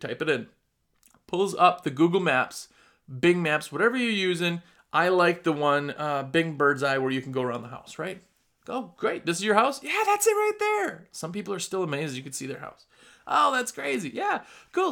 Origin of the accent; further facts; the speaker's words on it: Midwest, United States; accent: Midwestern; now in North Carolina, United States; That's my Midwestern accent.